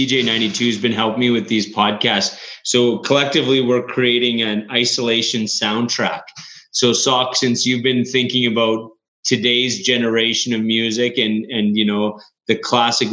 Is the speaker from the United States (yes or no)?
no; Canada; We're Canadian